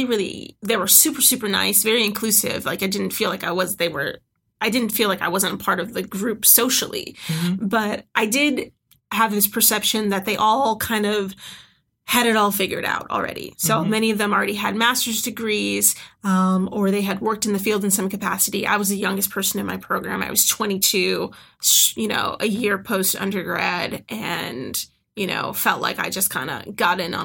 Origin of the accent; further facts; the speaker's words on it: Chicago, Illinois, United States; moved away as an adult; also born or lived in Oregon; I'm originally from the Chicagoland area